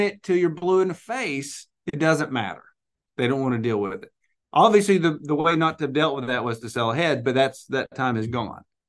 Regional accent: Arkansas, United States; I'm from Arkansas

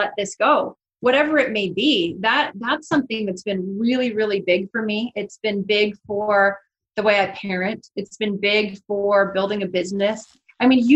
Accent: Seattle, Washington, United States; moved away as an adult; now in Coeur d'Alene, United States; I had been born and raised in Seattle, Washington, north of Seattle

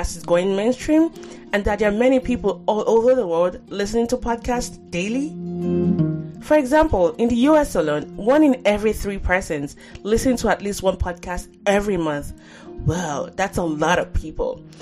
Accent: Nigeria; growing up in Nigeria

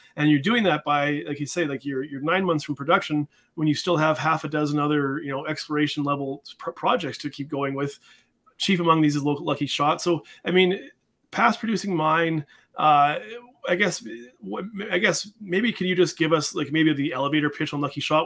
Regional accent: Canada; I'm a Canadian

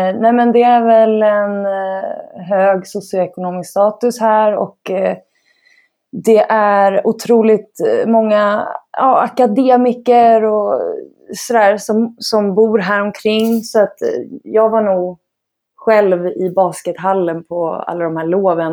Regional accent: Stockholm, Stockholm County, Sweden; Jag är uppväxt i eh, Bromma i Stockholm

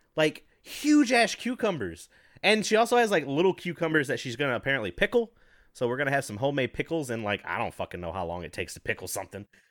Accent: the South, United States; I grew up down in the South

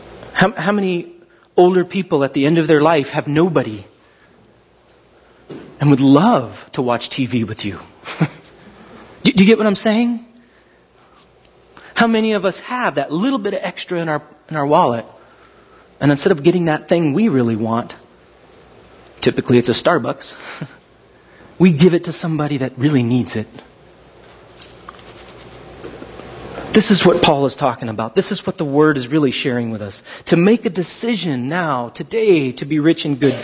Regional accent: Glendora, California, United States; When I was a kid, I grew up kind of in Glendora half my life.

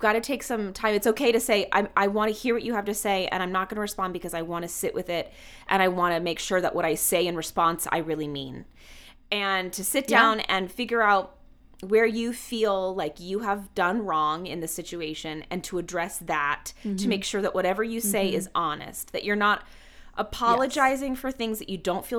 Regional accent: Atlanta, Georgia, United States; moved away as an adult; I grew up in the South. I grew up in Atlanta. I only stayed until through high school, and then I moved away for college

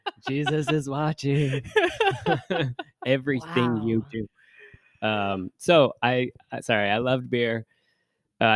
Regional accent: Renton, Washington, United States; So I grew up on the border between Bellevue and Renton.

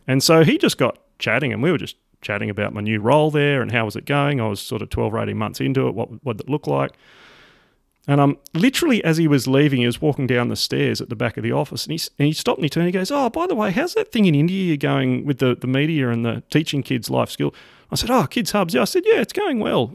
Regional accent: Sydney, New South Wales, Australia; accent: Aussie; also born or lived in rural Australia; born and raised in Sydney, Australia.

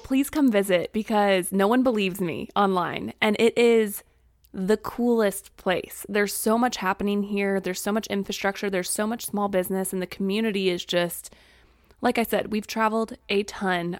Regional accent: Springfield, Missouri, United States; moved away as an adult; also born or lived in Texas / Arkansas; We both grew up in Springfield, Missouri

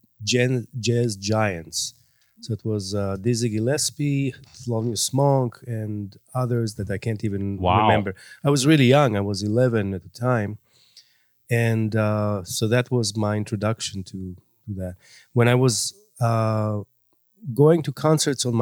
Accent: Israel; moved away; I grew up in Israel

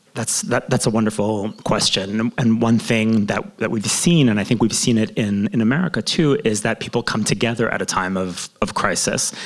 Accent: Toronto, Ontario, Canada; now in Jerusalem, Israel; growing up in Toronto.

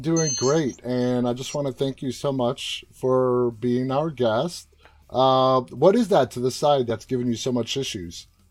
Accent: New York, United States; I'm from Queens

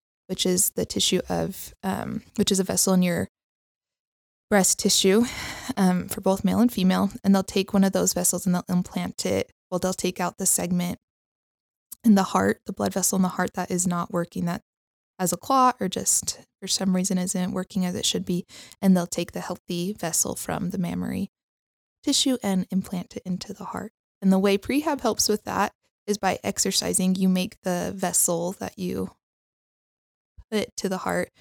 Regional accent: Henderson, Nevada, United States; now in Provo, United States; I am originally from Las Vegas area, Henderson, Nevada

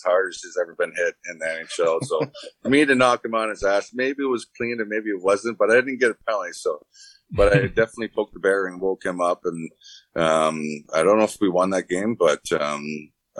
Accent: Canada; being Canadian

